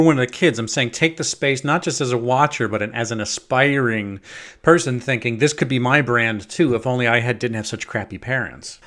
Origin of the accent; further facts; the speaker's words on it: Long Island, New York, United States; the piece of shit I grew up in out on Long Island